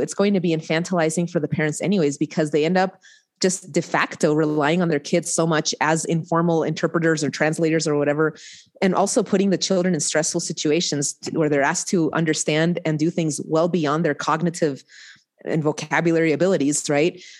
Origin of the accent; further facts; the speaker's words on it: Reno, Nevada, United States; also born or lived in Angoulême, France; I came back to Reno, Nevada, my, my hometown